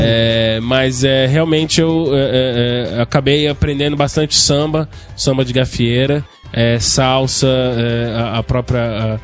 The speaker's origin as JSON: {"language": "Portuguese", "region": "São Paulo", "country": "Brazil", "moved": "yes", "said": "eu não sou daqui, eu sou de São Paulo"}